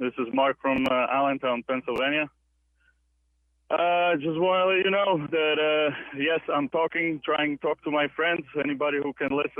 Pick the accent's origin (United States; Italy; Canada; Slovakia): Slovakia; English is a second language; it, went down in 1989, used to be Czechoslovakia, now it's Czech Republic and Slovak Republic. Mm-hmm. I'm from Slovakia.